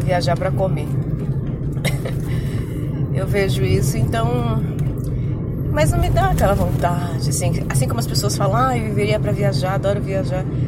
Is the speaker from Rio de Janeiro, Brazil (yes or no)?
no; ABC Paulista, São Paulo, Brazil; eu sou da BC, que são cidades vizinhas